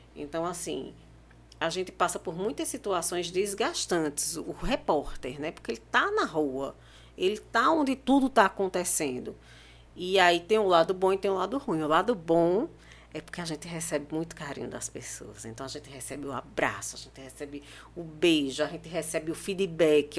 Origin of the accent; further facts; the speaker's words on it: Pernambuco, Brazil; eu sou pernambucana